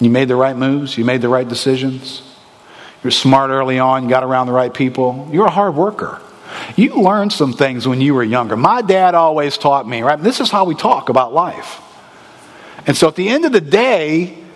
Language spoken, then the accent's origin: English; United States; We're American people